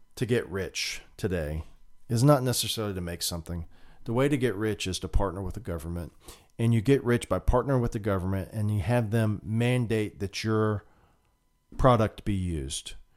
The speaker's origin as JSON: {"language": "English", "country": "United States", "said": "we as a American people"}